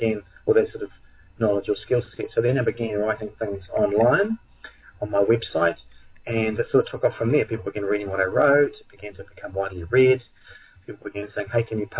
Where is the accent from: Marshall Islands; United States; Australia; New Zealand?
New Zealand; I'm from New Zealand, which is, for those who don't know, it's an island on the other side of the world down in the southern hemisphere.